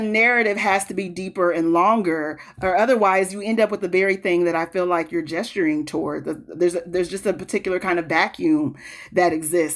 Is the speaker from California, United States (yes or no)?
no; Peoria, Illinois, United States; moved away as an adult; also born or lived in Chicago, United States; now in Minneapolis, United States; I live in North Minneapolis now. Um, I'm from Peoria.